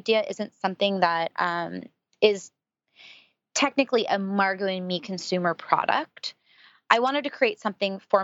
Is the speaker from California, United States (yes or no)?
yes; San Francisco, California, United States; being from San Francisco, I grew up around Silicon Valley